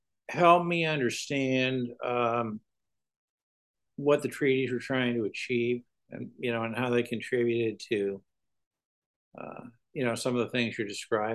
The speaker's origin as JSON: {"language": "English", "country": "Canada", "tie": "born or raised there", "said": "So, I grew up in Canada."}